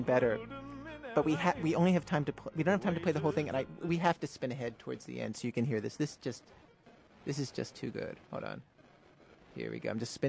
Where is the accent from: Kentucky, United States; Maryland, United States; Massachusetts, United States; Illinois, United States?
Maryland, United States; Baltimore; accent: Baltimore; I'm from Baltimore, so the accent creeps out sometimes.